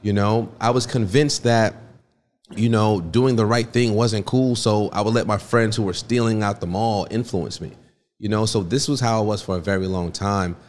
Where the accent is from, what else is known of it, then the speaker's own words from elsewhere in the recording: Stamford, Connecticut, United States; also born or lived in Port-au-Prince, Haiti; I was born in Port-au-Prince, Haiti, raised in Stamford, Connecticut